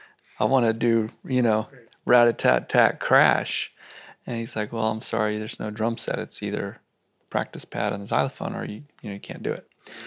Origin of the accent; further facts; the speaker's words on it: Austin, Texas, United States; So I grew up here in Austin, and I didn't have a television in my house when I was a kid.